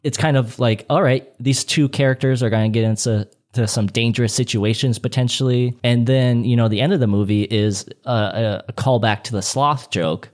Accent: Saint Paul, Minnesota, United States; I'm actually from Saint Paul, Minnesota

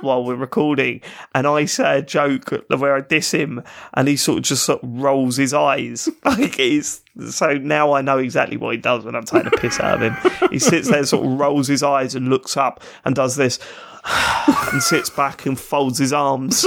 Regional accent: London, United Kingdom; accent: South London; I'm not Cockney. It's not a Cockney accent. That's East London. I'm South London.

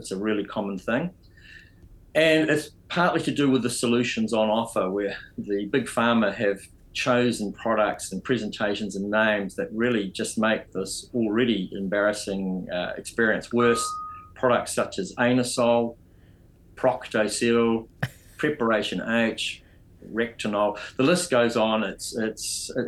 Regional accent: New Zealand; also born or lived in United Kingdom; I'm a Kiwi

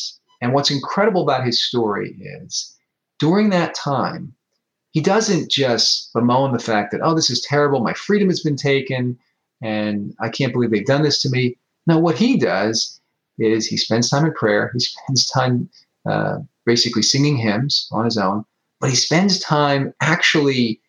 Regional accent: United States; as an American

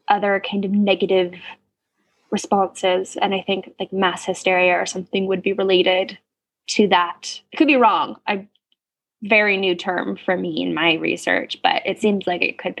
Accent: United States; being American

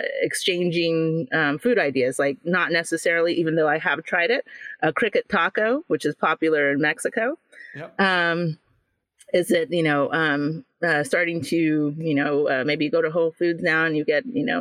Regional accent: Jamaica; Especially, you know, being Jamaican, a lot of people know Jamaican food or love it.

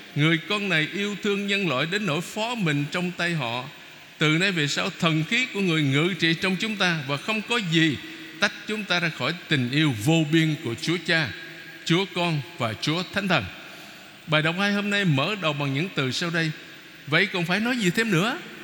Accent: Vietnam; mình người Việt Nam mà

